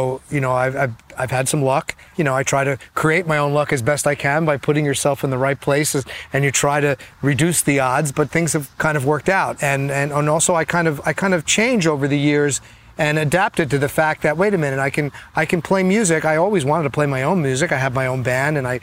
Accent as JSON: {"language": "English", "region": "New Jersey", "country": "United States", "tie": "born or raised there", "said": "when I was growing up in New Jersey"}